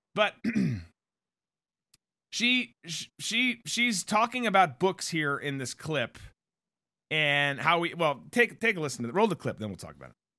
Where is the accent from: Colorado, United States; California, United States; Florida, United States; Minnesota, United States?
Minnesota, United States; growing up in Minnesota